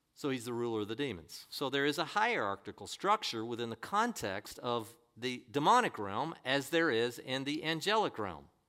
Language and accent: English; United States